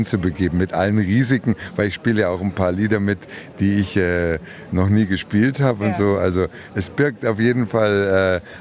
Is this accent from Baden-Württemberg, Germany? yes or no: no; Hannover, Lower Saxony, Germany; born there; oder ja. gebürtig